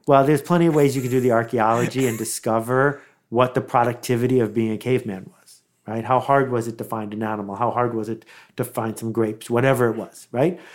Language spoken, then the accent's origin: English; Buffalo, New York, United States; growing up in Buffalo, in the nineteen seventies